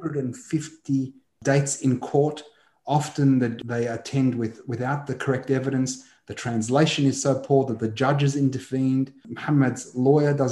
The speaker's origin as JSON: {"language": "English", "country": "Australia", "tie": "born or raised there", "said": "a Palestinian who was born to a 48er who was ethnically cleansed, born in Australia, you can tell from my accent, Manar, that I'm about as white as a Palestinian can be in diaspora"}